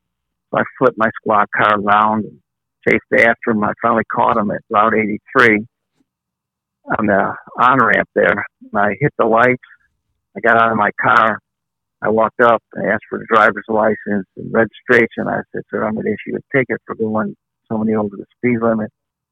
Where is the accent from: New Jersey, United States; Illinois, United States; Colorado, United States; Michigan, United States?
Illinois, United States; Chicago; when I grew up in Chicago